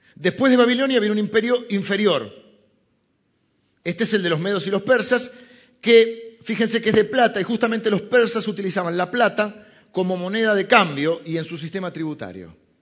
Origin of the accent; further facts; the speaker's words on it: Argentina; argentinos somos italianos que hablan español